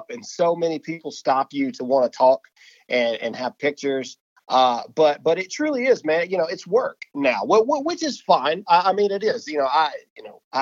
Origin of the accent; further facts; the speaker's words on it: Mississippi, United States; I'm from Mississippi. I'm still in Mississippi, and I'm getting ready to move out to Texas.